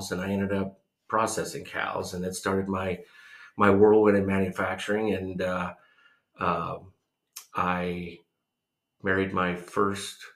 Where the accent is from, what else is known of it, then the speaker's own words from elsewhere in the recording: Fort Dodge, Iowa, United States; born there; So, uh, I was born in Fort Dodge, Iowa. I was uh, one of four uh, siblings, family six.